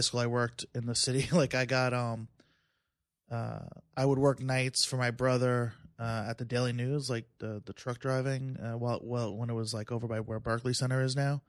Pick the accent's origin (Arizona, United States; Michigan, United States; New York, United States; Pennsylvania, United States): New York, United States; Plainview; also born or lived in Philadelphia; I'm in Bethpage now. I grew up in Plainville